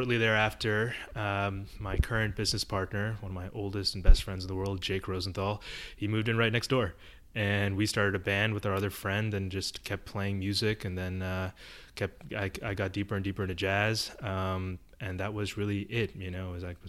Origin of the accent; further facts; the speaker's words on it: Mumbai, Maharashtra, India; now in New York, United States; I was born in Bombay, India. It was still Bombay back then. And I lived in this apartment with my parents